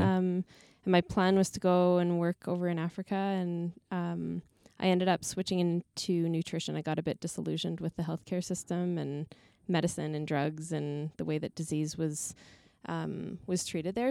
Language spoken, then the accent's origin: English; Canmore, Alberta, Canada; I grew up in Canmore in the mountains